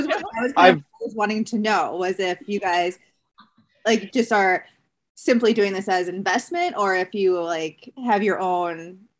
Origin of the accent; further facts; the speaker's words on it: Iowa, United States; also born or lived in Long Beach, California; I'm from Iowa.